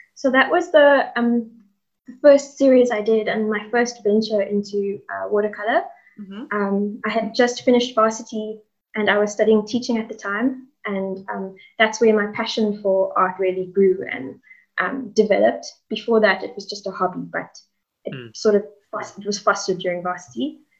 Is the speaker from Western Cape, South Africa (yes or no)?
yes; Cape Town, Western Cape, South Africa; also born or lived in Hout Bay; I'm originally from Cape Town, born and bred